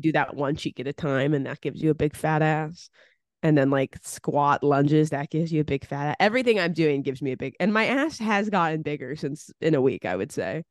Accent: California, United States; moved away; also born or lived in East Coast; Growing up in California

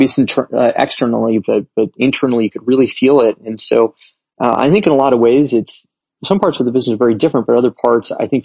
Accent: Las Vegas, Nevada, United States; moved away as an adult; also born or lived in China; I was born and raised in Las Vegas, lived there for 18 years.

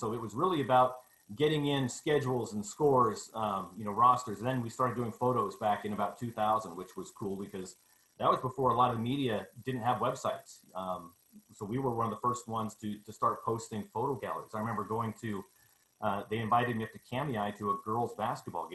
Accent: New Plymouth, Idaho, United States; I grew up in New Plymouth, graduated from New Plymouth

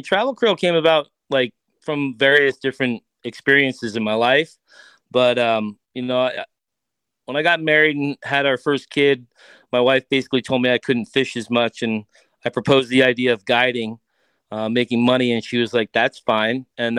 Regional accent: East Coast, United States; My grandmother used to take me to the pier on Long Island. I grew up on the East Coast, and it was kind of her way of babysitting me.

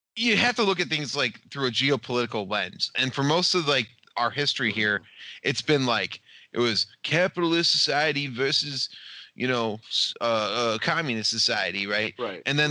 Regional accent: United States; I'm from America.

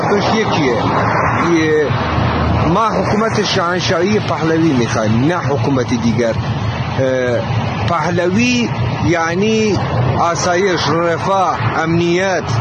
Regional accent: Kurdistan, Iran; بنده یک کورد … از کردستان آمدم به کاشان

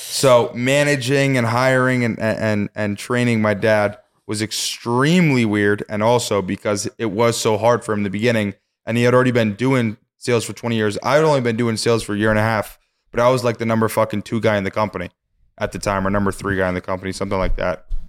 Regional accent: Poughkeepsie, New York, United States; when I was born in Poughkeepsie

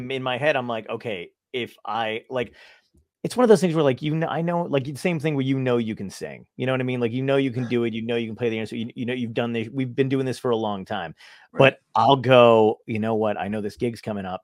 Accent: New York, United States; now in Long Beach Island, United States; I was born in Brooklyn. I lived in New York

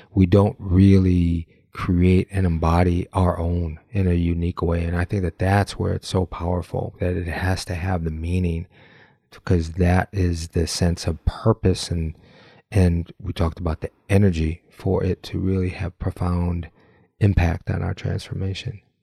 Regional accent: Michigan, United States; We have that commonality of growing up in Michigan

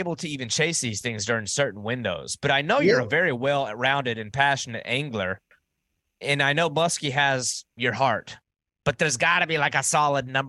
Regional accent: the South, United States; I'm like born and raised in the South

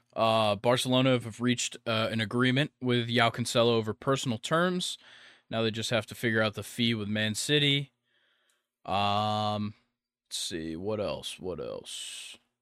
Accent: United States; As an American

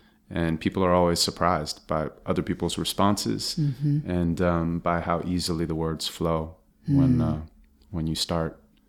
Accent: Santa Monica, California, United States; Yeah, and I was. I mean, it was a great place to grow up.

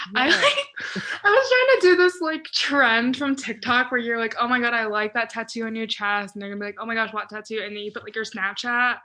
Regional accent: Hickory, North Carolina, United States; also born or lived in Chapel Hill, North Carolina; living in Hickory, North Carolina.

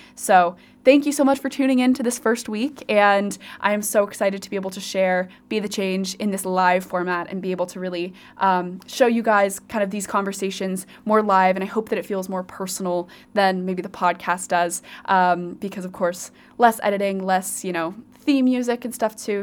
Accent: Colorado, United States; moved away as an adult; also born or lived in Virginia / Oxford; now in Cardiff, United Kingdom; I am originally from Colorado

